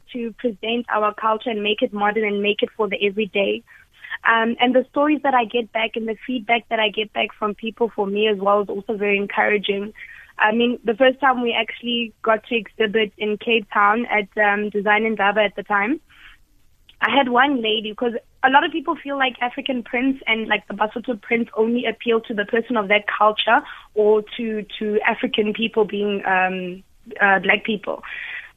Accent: Lesotho; I was born in Lesotho.

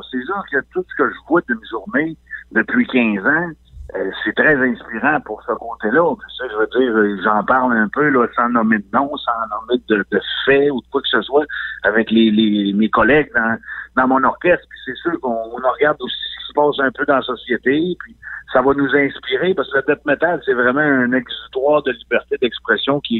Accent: Quebec, Canada; moved away; je suis parti de la Côte-Nord, moi, en 98.

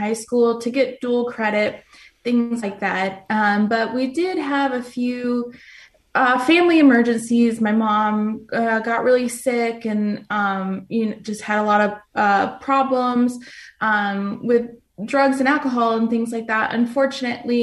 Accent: Phoenix, Arizona, United States; I was born and raised here in Phoenix, Arizona.

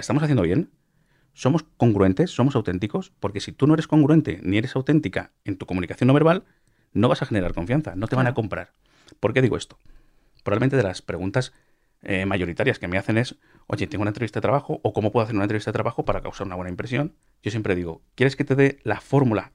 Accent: Cuenca, Castilla-La Mancha, Spain; yo también soy de Cuenca

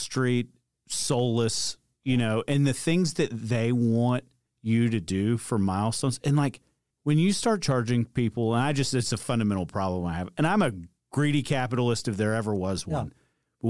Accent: Atlanta, Georgia, United States; I'm from Atlanta.

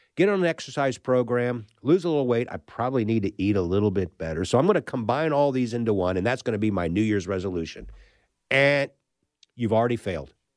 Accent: St. Louis, Missouri, United States; I'm a Midwestern kid, uh, right in the middle of the country in Saint Louis

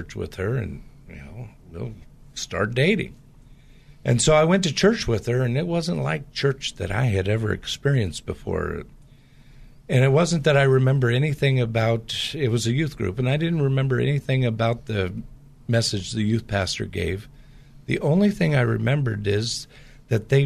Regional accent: Portland area, Pacific Northwest, United States; I grew up in the Pacific Northwest, which has a lot of the same type of culture in the Portland area as the Bay Area does

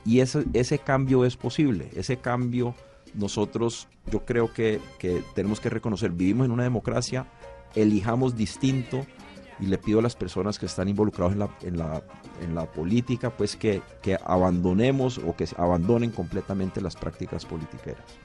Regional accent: Cali, Valle del Cauca, Colombia; yo como caleño

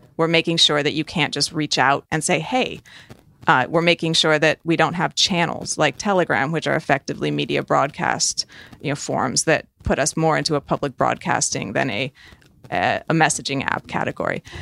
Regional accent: United States; I am an American

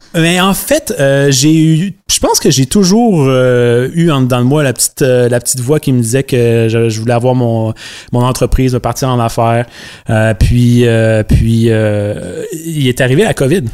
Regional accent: Rivière-du-Loup, Quebec, Canada; also born or lived in Montreal; je suis originaire de Rivière-du-Loup dans le Bas-Saint-Laurent. J'ai passé les quoi, 18, 19 premières années de ma vie euh, ici dans le Bas-Saint-Laurent.

